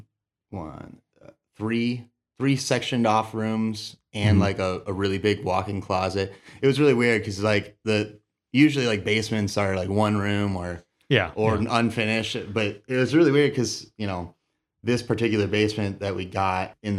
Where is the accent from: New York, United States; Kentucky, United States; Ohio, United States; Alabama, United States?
Ohio, United States; Perrysburg; also born or lived in Indianapolis, Indiana; I was born and raised in Perrysburg.